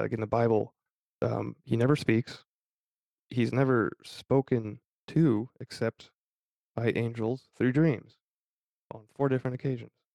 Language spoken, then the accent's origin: English; United States; growing up, I was born in St. Joseph County. I went to St. Joe High School.